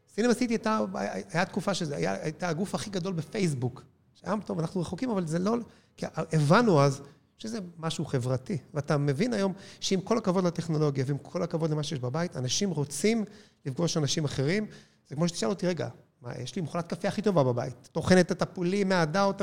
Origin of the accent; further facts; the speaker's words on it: Israel; בבסיס אנחנו ישראלים